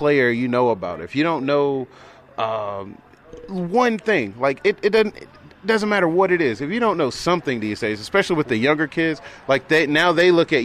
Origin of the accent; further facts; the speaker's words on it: Atlanta, Georgia, United States; I grew up in East Point. I grew up in South Atlanta, Southwest Atlanta, Southeast Atlanta